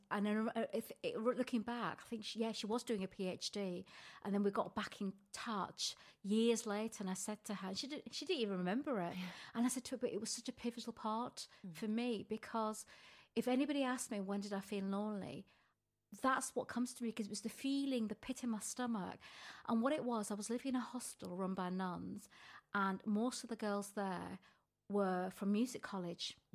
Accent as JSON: {"language": "English", "region": "North West England", "country": "United Kingdom", "said": "because I came from Lancashire. I don't know if you can hear my"}